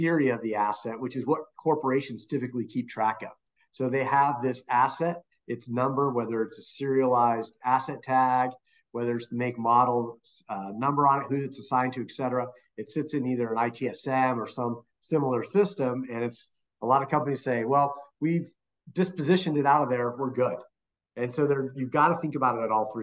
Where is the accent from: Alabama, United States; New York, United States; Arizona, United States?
Arizona, United States; my home state of Arizona